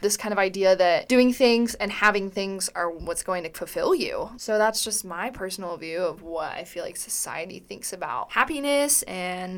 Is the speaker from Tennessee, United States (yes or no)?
yes; Johnson City, Tennessee, United States; I'm from Johnson City, Tennessee